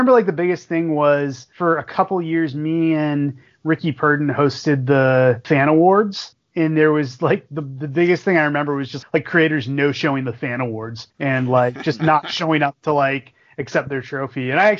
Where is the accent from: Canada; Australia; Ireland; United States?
United States; Boston, Massachusetts; moved away as an adult; also born or lived in Connecticut; because I'm from Boston